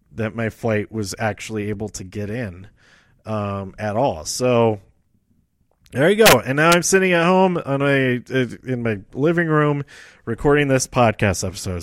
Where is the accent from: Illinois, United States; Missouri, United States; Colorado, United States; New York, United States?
Colorado, United States; Denver; I lived here all my life